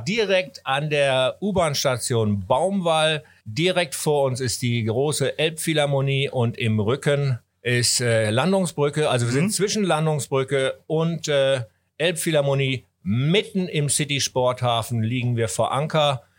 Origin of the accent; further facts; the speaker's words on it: Wipperfürth, North Rhine-Westphalia, Germany; moved away as an adult; also born or lived in Asia; now in Hamburg, Germany; bin dann in meine Heimat zu meinen Eltern, weil ich hatte die zehn Jahre lang natürlich keine Wohnung hier in Deutschland mhm. und bin dann ins äh, stolze Wipperfürth, äh, ins Bergische Land gegangen